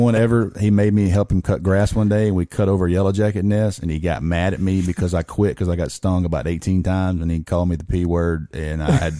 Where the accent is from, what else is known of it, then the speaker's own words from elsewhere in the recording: United States; I grew up in Pepperell, really wasn't that good.